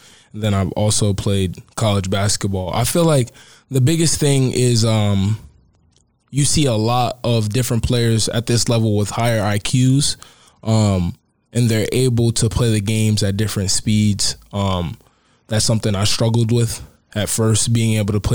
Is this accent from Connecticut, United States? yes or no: yes; Trumbull, Connecticut, United States; moved away as an adult; also born or lived in Bridgeport, Connecticut; now in Hickory, United States; I'm from Trumbull, Connecticut